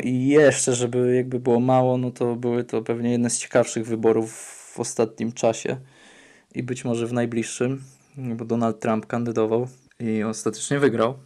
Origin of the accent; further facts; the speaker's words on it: near Katowice, Silesian Voivodeship, Poland; moved away; also born or lived in Warsaw, Poland / Atlanta, United States; jestem spod Katowic